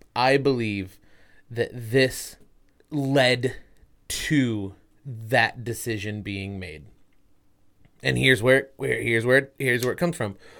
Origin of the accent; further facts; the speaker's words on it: United States; I'm American